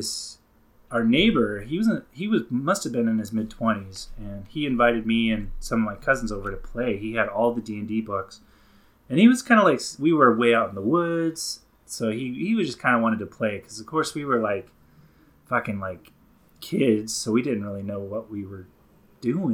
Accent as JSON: {"language": "English", "region": "the Bible Belt", "country": "United States", "tie": "born or raised there", "said": "I grew up down in the Bible Belt"}